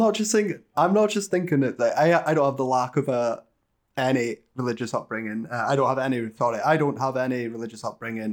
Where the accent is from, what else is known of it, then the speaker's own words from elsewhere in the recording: United Kingdom; we're British